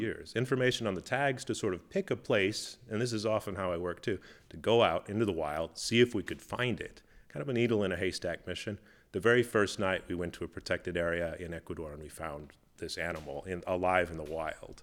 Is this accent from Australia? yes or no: no; Minnesota, United States; I grew up in Minnesota, uh, in the United States, uh, the, the northern part up north near Canada